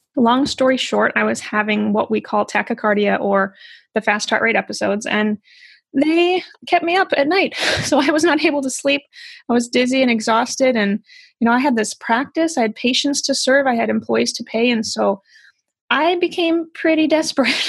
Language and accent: English; Midwest, United States; I grew up in the Midwest